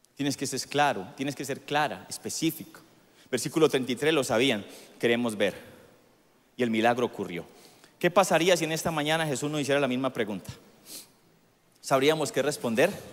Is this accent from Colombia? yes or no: yes; Colombia